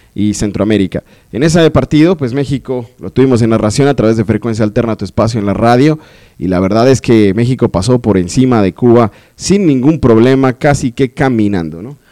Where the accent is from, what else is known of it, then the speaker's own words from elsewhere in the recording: Colombia; soy colombiano